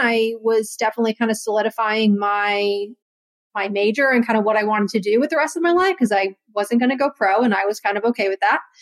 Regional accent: Connecticut, United States; I was from Connecticut

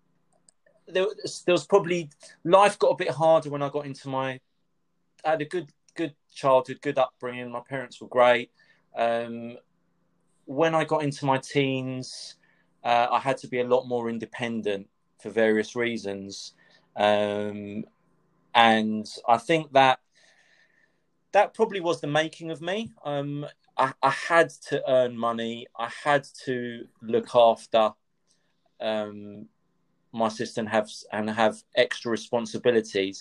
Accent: London, United Kingdom; also born or lived in Cyprus; Growing up in North London, I suppose went to school in North London

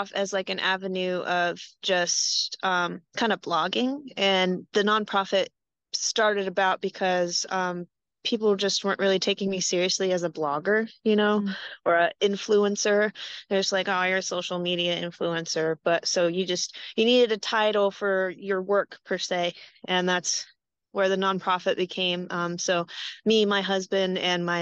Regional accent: Greenville, North Carolina, United States; moved away as an adult; also born or lived in Denver, Colorado; now in Columbus, United States; I was raised in Greenville, North Carolina

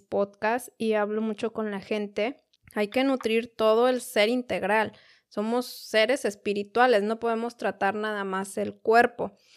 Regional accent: Mexico City, Mexico; now in United States; yo soy de la Ciudad de México también

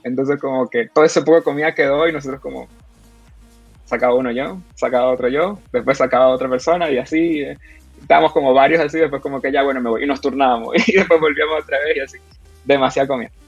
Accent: Venezuela; moved away as an adult; now in Chile; la crisis que, está, que estamos pasando, ya, como que venezolanos

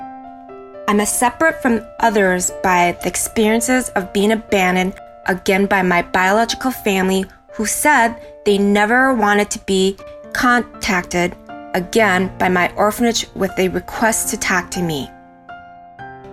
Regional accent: United States; also born or lived in South Korea; I am Korean American

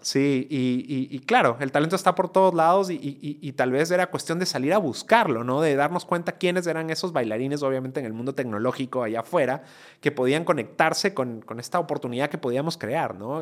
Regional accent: Ecuador; moved away as an adult; also born or lived in United States; migré de Ecuador, yo soy ecuatoriano, eh, esto lo hice cuando estaba en la universidad en Ecuador

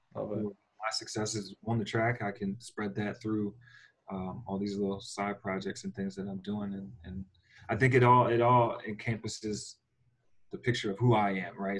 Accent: Philadelphia, Pennsylvania, United States; now in Phoenix, United States; we're from Philly

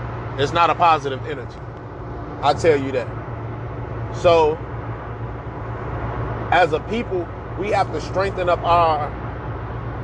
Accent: United States; us as Black people who ancestors came from the American soil

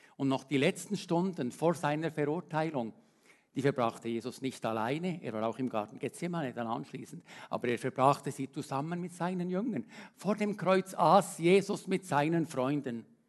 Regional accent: Switzerland; als Schweizer

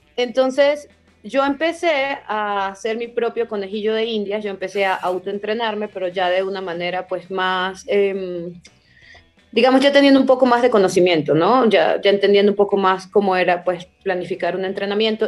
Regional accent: Venezuela; moved away; also born or lived in Germany; en el muro en el que yo entrenaba e, en Venezuela, era un muro del Estado y los mismos escaladores éramos los que lo manteníamos

